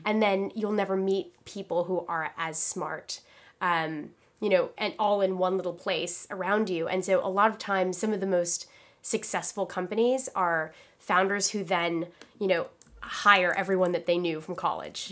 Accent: Philippines; moved away; I'm from the Philippines, like, I was born there.

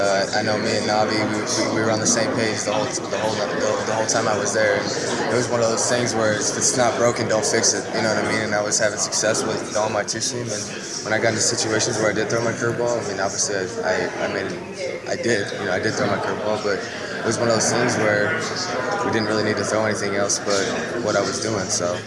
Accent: Bluefield, West Virginia, United States; You know, I came from Bluefield, West Virginia

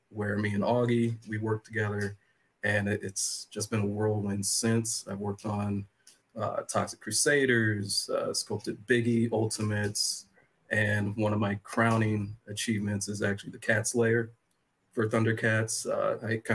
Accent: Illinois, United States; I was born and raised in Illinois back in 87

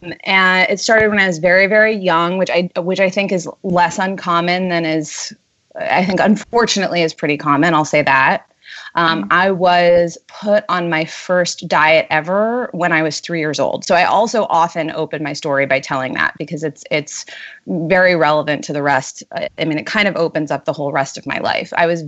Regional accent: New York City, New York, United States; moved away as an adult; now in San Francisco, United States; Born and raised Manhattan. Ah. I grew up on Union Square.

